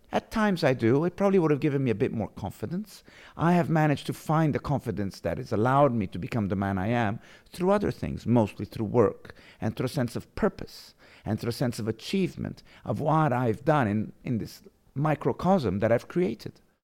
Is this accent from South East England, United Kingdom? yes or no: no; London, United Kingdom; moved away; also born or lived in Positano, Italy; I was born in London. And then I lived, um, my first years in, in London